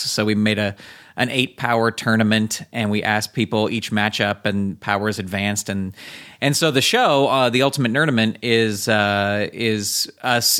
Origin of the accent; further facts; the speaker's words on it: San Francisco, California, United States; growing up in San Francisco, there was a show called Buster and Me